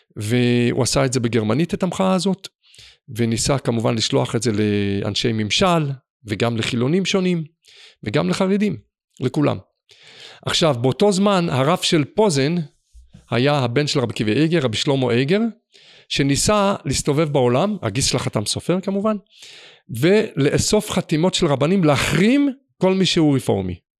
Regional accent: Jerusalem, Jerusalem District, Israel; ואני בתור ילד, שאני בעצמי, למדתי במוסדות חרדיים, כמובן קלאסיים, אפילו בחיידרים פה בירושלים

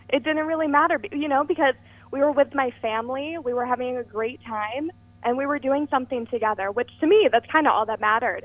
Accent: Watertown, New York, United States; I'm a Watertown New Yorker, born and raised

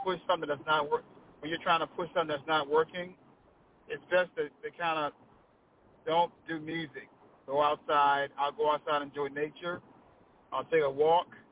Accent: Washington, District of Columbia, United States; now in Anne Arundel County, Maryland, United States; That's where I grew up at in Southeast. Proud of it

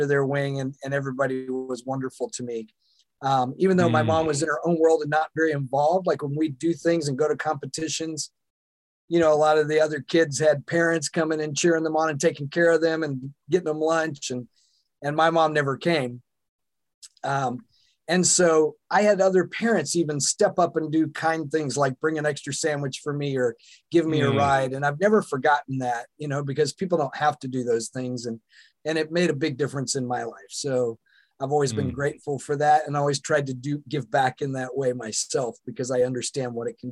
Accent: the South, United States; now in Seattle, United States; I was born in the Bible Belt in the South, and that's an interesting place to grow up

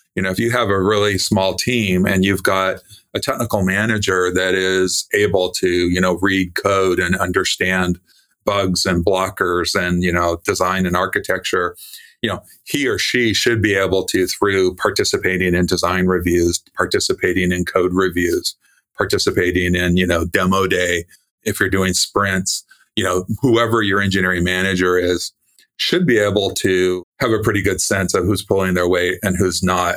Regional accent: California, United States; I was born in California

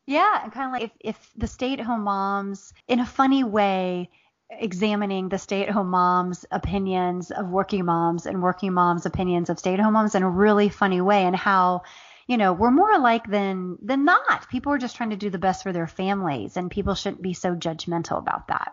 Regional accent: Southern Ohio, United States; also born or lived in Appalachia; now in Atlanta, United States; I grew up in Southern Ohio

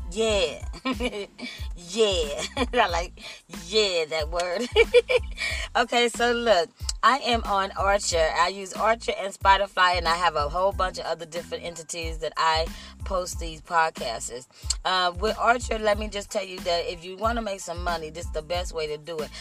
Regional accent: Compton, California, United States; also born or lived in Austin, Texas; I'm from Texas. I was raised in the city of Compton

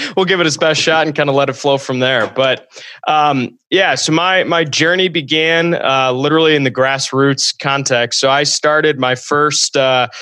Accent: Ann Arbor, Michigan, United States; also born or lived in Holland, Michigan; I went to a college about 3 hours from my hometown. I'm from Ann Arbor, Michigan

